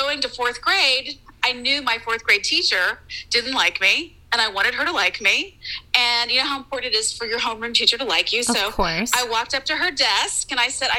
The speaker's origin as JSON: {"language": "English", "region": "Texas", "country": "United States", "tie": "born or raised there", "said": "I grew up in Texas"}